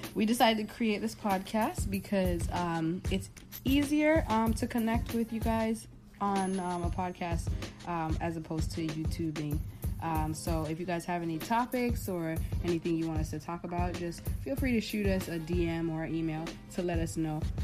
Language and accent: English; South Florida, United States; also born or lived in Jamaica; I was born in Jamaica, raised in South Florida.